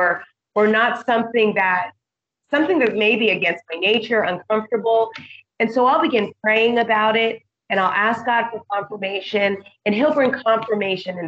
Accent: Montana, United States; moved away as an adult; now in Indonesia; I'm from Montana where we hike and we boat

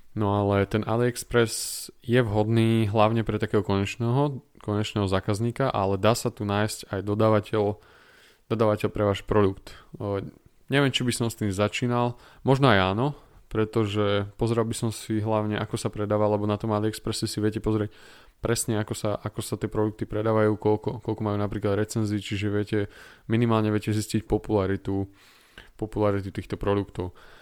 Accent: Slovakia; som zo, zo Slovenska

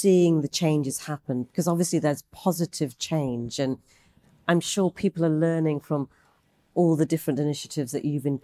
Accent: United Kingdom; how I grew up in the UK

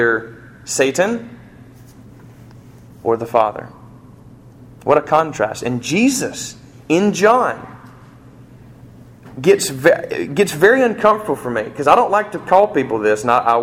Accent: United States; I'm an American

